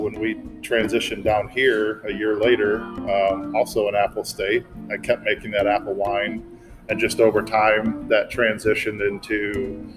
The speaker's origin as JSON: {"language": "English", "region": "Michigan", "country": "United States", "also_born_or_lived": "Virginia", "moved": "yes", "lives_now": "North Carolina, United States", "said": "I'm originally from Michigan"}